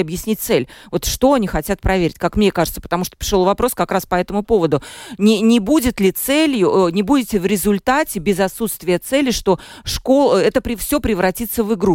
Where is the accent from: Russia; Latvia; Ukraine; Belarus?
Latvia; Mārupe Municipality; я сама из Марупа